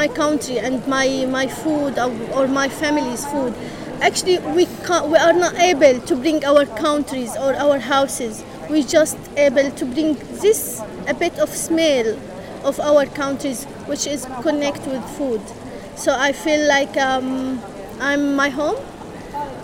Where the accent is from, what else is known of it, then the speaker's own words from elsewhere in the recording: Homs, Homs Governorate, Syria; moved away as an adult; now in United Kingdom; I came from Homs. I left everything there, my heart, my family, my friends, my university.